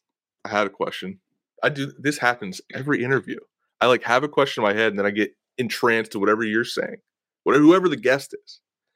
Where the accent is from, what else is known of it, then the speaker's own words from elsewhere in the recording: Pennsylvania, United States; I played Division III football in West Virginia, but I was from Pennsylvania.